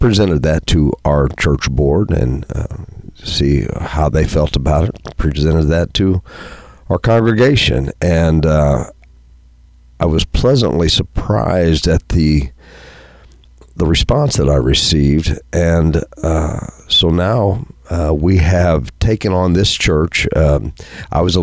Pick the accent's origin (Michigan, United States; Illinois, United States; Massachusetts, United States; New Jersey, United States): Illinois, United States; Pinckneyville; growing up in Pinckneyville, my grandparents, the other set of grandparents that I had were farmers, and so I grew up on a farm.